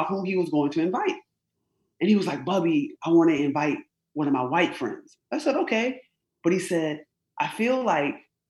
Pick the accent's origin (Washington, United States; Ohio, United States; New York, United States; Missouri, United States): New York, United States; Rochester; I was born and raised in upstate New York. I'm an upstate New Yorker, Rochester, New York.